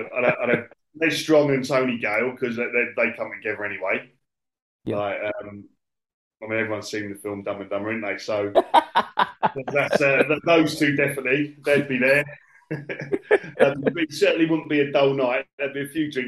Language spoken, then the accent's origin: English; Basingstoke, South East England, United Kingdom; I was brought up in Basingstoke, London overflow